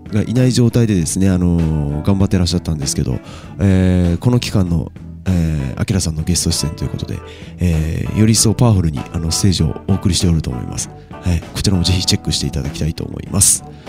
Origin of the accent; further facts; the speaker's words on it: Takachiho, Miyazaki, Japan; 僕もあの高千穂出身なんですね